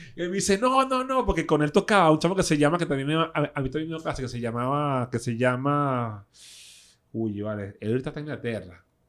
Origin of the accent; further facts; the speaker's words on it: Caracas, Capital District, Venezuela; soy de Caricuado, con mucho así orgullo